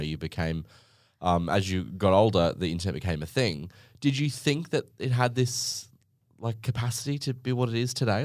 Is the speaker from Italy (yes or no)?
no; Gold Coast, Queensland, Australia; I'm from the Gold Coast in Australia